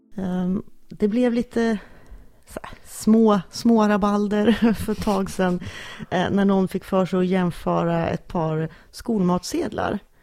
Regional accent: Sundsvall, Västernorrland County, Sweden; jag kommer från Sundsvall

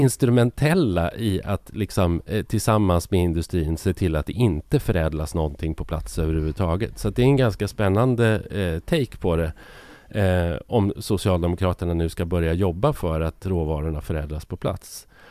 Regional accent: Sweden; vi som är ja, men lite äldre, om man är uppvuxen i Sverige under 50, 60, 70, till och med 80-tal

